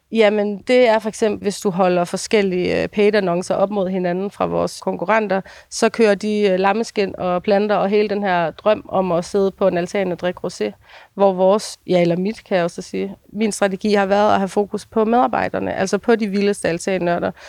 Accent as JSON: {"language": "Danish", "country": "Denmark", "also_born_or_lived": "Copenhagen / Ringsted", "moved": "yes", "said": "jeg er fra Jylland"}